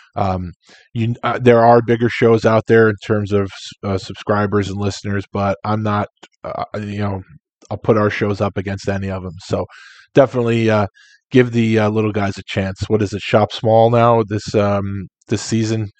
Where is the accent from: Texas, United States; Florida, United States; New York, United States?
New York, United States; New York City; moved away; I was born in raised in Queens